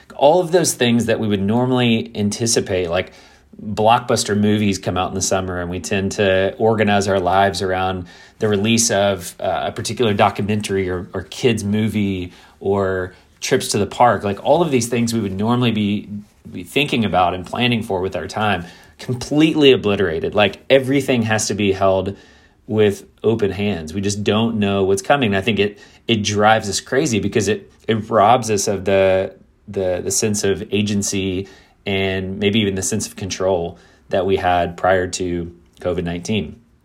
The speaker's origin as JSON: {"language": "English", "region": "Kentucky", "country": "United States", "tie": "born or raised there", "also_born_or_lived": "South Florida / Midwest", "moved": "as an adult", "said": "I grew up in Kentucky"}